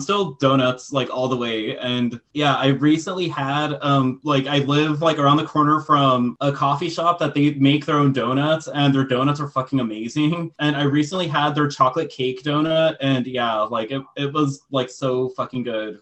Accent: United States; am like i am i am American

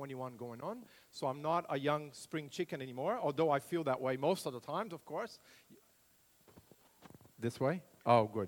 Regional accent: Brazil; moved away as an adult; also born or lived in United States / Launceston, Australia; now in Australia; I grew up in Brazil, in central Brasil, right in the heart of the country, near Brasilia, the capital city, in a farming community

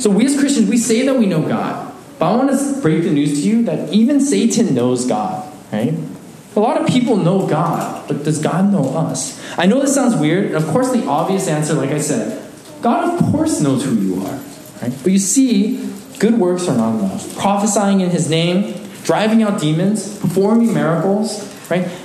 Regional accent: Alaska, United States; moved away; Growing up in Alaska, a small community

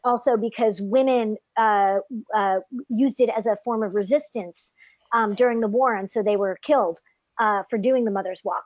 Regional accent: United States; first language English; I'm French Canadian, but I grew up in the states, so I'm the only one in my family who's sort of English first

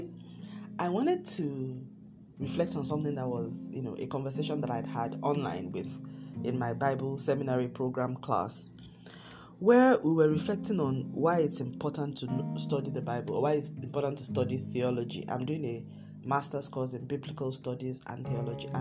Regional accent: Nigeria; I come from Nigeria and Africa

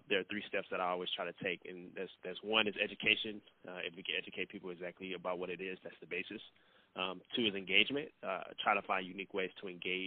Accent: St. Louis, Missouri, United States; moved away as an adult; now in Nebraska, United States; born and raised in St. Louis, Missouri

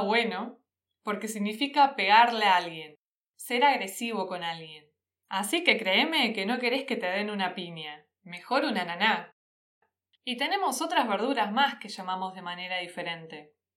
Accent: Quilmes, Buenos Aires Province, Argentina; accent: Rioplatense; de donde vengo yo, que soy de la ciudad de Quilmes

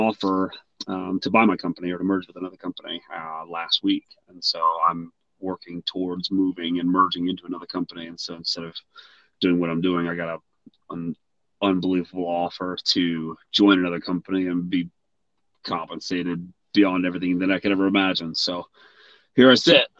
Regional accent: Whitmire, South Carolina, United States; moved away; I grew up in South Carolina. Actually, I graduated from a little town, Whitmire, South Carolina

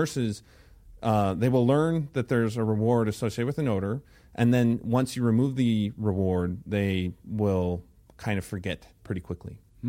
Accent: Illinois, United States; So let's see. I started off in Illinois, where I grew up outside of Chicago, and I went to the University of Illinois at Champaign-Urbana for my undergraduate.

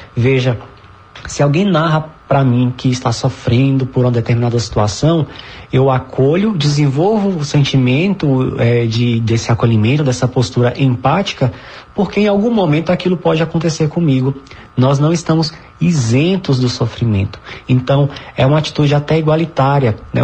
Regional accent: Northeast Region, Brazil; nós somos nordestinos, tão envolvidos com essa festa

